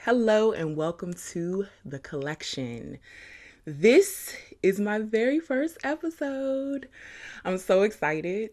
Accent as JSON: {"language": "English", "town": "Suitland", "region": "Maryland", "country": "United States", "tie": "born or raised there", "also_born_or_lived": "Washington, D.C. / Charlotte, North Carolina", "said": "I grew up in Suitland, Maryland, Carriage Hill Apartments."}